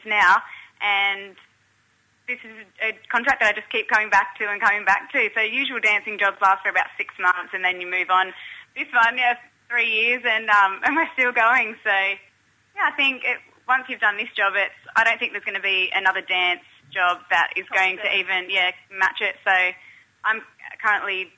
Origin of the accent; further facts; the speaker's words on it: Mount Isa, Queensland, Australia; I'm actually from Mount Isa